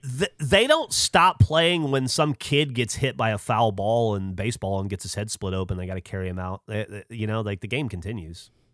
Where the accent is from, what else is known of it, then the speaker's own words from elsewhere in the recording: Alabama, United States; moved away; I grew up in Alabama